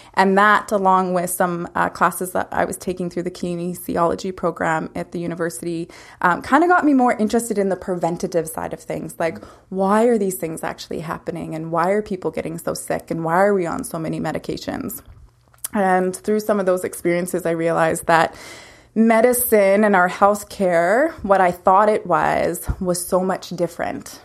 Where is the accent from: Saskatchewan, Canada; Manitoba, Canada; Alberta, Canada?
Saskatchewan, Canada; Lumsden; moved away as an adult; also born or lived in Calgary / Vancouver; now in Peachland, Canada; growing up in a small town, uh, it was great. It was a lot of fun. Um, and it's uh, I'm from Lumsden, so it's about 20 minutes outside of Regina.